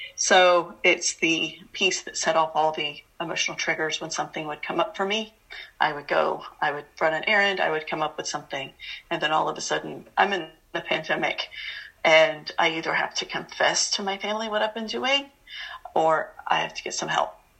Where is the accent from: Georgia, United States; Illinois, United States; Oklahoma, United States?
Georgia, United States; Atlanta; I grew up in Atlanta, Georgia